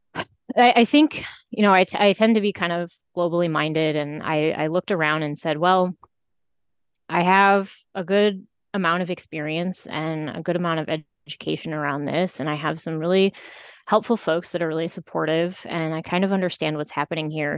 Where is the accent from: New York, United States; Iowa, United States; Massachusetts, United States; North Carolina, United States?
Iowa, United States; moved away as an adult; also born or lived in California / Chicago / Seattle; now in Elgin, United States; I grew up in Iowa